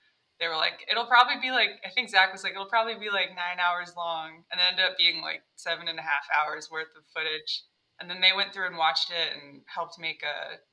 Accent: Michigan, United States; I'm also from Michigan

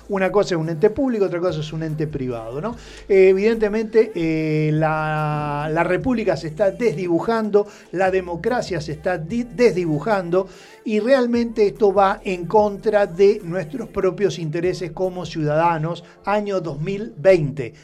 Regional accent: Argentina

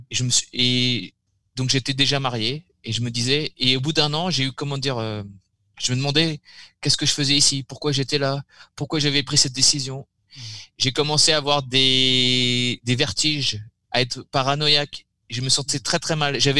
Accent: Brittany, France; pour être tranquille, je suis rentré chez moi en Bretagne et j'ai bossé à fond sur l'examen

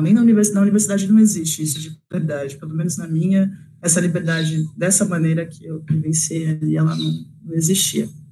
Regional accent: Osasco, São Paulo, Brazil; eu sou de Osasco, uma cidade de zona metropolitana, periferia de São Paulo

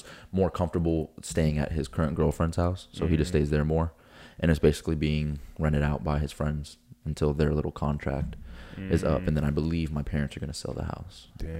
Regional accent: Florida, United States; I've been here my whole life.

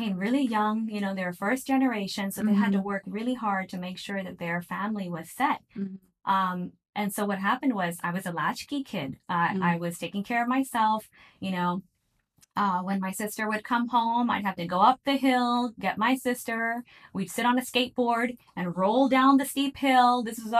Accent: Virginia, United States; moved away as an adult; also born or lived in Miami, Florida; now in Saudi Arabia; So I am actually born in Miami. Okay. And I have been brought up in Virginia, but my background is actually from Pakistan.

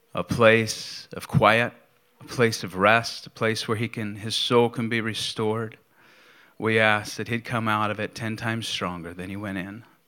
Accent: Bedford, Pennsylvania, United States; moved away; the video was of my hometown

